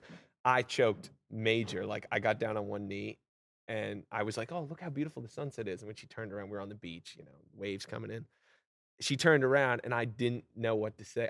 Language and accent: English; Vermont, United States; moved away as an adult; also born or lived in Long Island, New York / Los Angeles, California; now in Nashville, United States; I grew up in Vermont, which is very country. You know, my hometown's two thousand people